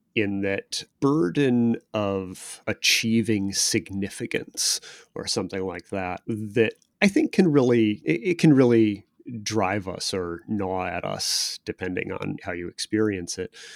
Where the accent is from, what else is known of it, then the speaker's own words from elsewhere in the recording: Chicago, Illinois, United States; I'm a solidly Midwestern guy. I grew up in the Chicago area, the Chicago suburbs